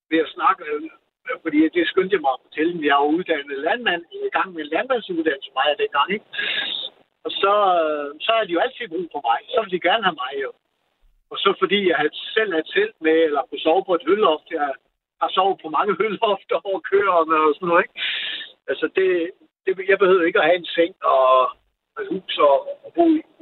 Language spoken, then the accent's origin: Danish; Jutland, Denmark; Jeg er vokset op i Jylland og flygtede langt væk herover til sidst.